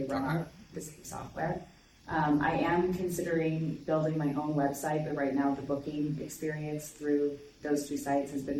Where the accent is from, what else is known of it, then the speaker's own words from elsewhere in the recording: Plant City, Florida, United States; I'm also from Plant City